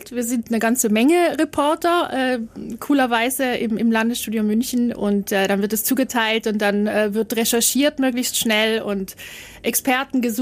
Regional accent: Trentino-Alto Adige, Italy; die wollten nicht, dass man sagt, na, du als Südtiroler kannst nicht sprechen.

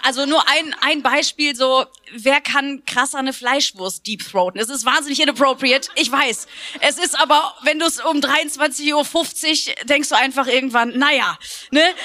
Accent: Heinsberg, North Rhine-Westphalia, Germany; now in Cologne, Germany; ich komme ja ursprünglich aus Heinsberg, ist ja nur eine Stunde weg.

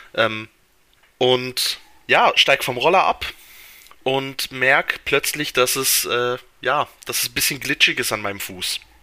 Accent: Switzerland

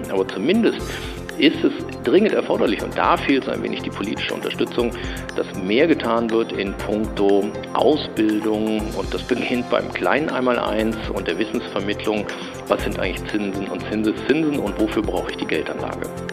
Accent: Germany; als Deutsche

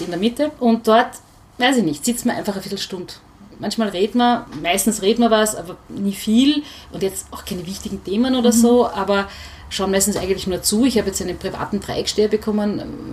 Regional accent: Vienna, Austria; ich bin in Hütteldorf aufgewachsen

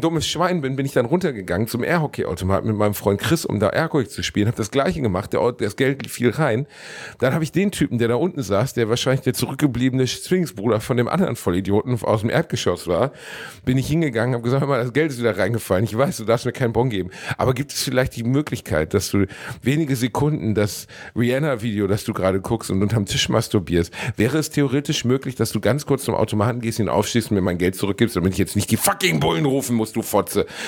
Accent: Gelsenkirchen, North Rhine-Westphalia, Germany; ich komme aus Gelsenkirchen, da gab es keinen Club

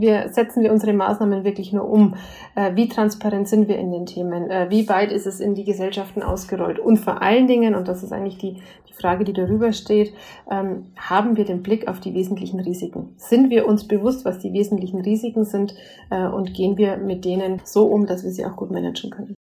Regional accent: Bavaria, Germany; als äh, Bayerin

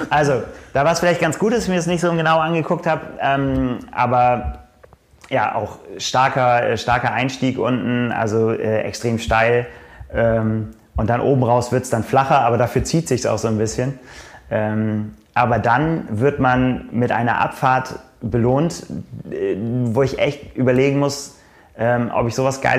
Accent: Northern Germany, Germany; Als Norddeutscher muss man immer vorsichtig sein, was man als Berg bezeichnet und was nicht.

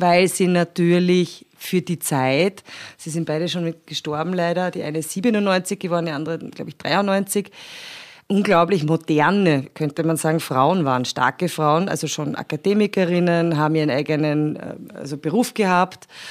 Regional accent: Austria; bei uns in Österreich

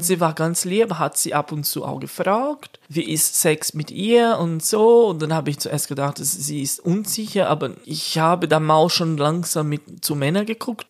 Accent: Brazil; German is a second language; now in Switzerland; bei uns in Brasilien

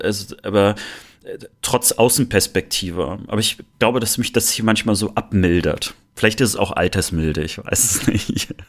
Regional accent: Rostock, Mecklenburg-Vorpommern, Germany; born or raised there; now in Cologne, Germany

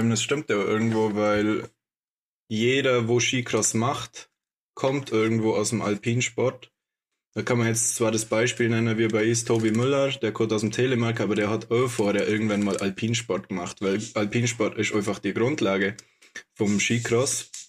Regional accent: Bad Hindelang, Bavaria, Germany; ich komme aus Bad Hindelang, nicht aus Oberstorf

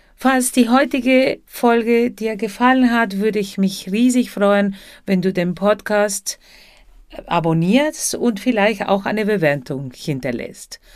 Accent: Buenos Aires, Argentina; German is a second language; now in Germany; zuerst in Buenos Aires, Argentinien, da wo ich herkomme

